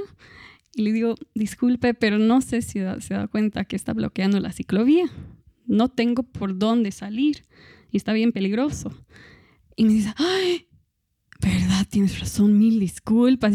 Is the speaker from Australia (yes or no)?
yes; Australia; now in Cochabamba, Bolivia; soy de Australia